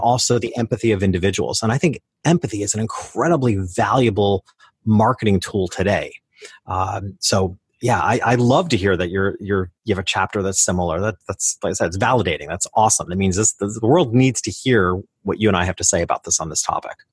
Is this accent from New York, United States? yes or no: yes; New York, United States; I started out in my hometown. which was a lower middle class community about two hours north of New York City